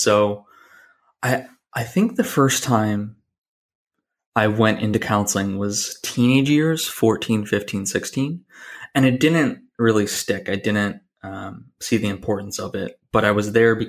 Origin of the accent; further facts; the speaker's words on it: Buffalo, New York, United States; also born or lived in Portland, Oregon; born and raised in Buffalo, New York